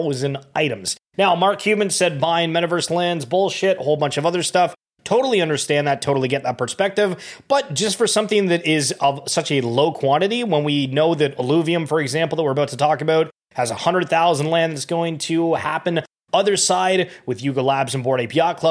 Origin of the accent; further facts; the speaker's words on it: Canada; I'm Canadian